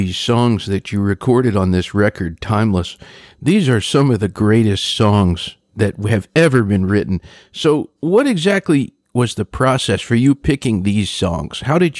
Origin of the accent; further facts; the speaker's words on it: Philippines; I should tell you, Julio, that I grew up in part in the Philippines.